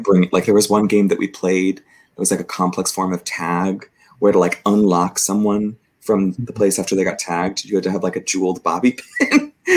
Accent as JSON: {"language": "English", "region": "Southern California", "country": "United States", "tie": "born or raised there", "also_born_or_lived": "Provo, Utah / Oklahoma", "moved": "as an adult", "lives_now": "San Francisco, United States", "said": "I was raised in a pretty conservative suburb in Southern California"}